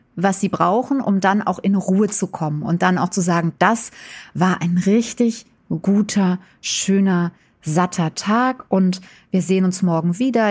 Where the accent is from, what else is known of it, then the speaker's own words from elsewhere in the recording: Wiesbaden, Hesse, Germany; moved away as an adult; now in Berlin, Germany; ich bin ja aus'm tiefsten Westen sozusagen. Also ich komme ja eigentlich aus Wiesbaden. Da bin ich mit vier Kindern zweitausend nach Berlin gezogen in den Osten